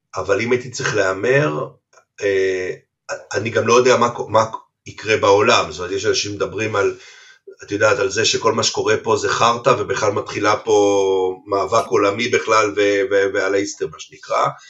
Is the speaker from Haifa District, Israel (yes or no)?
yes; Haifa, Haifa District, Israel; גדלתי בכרמל, בחיפה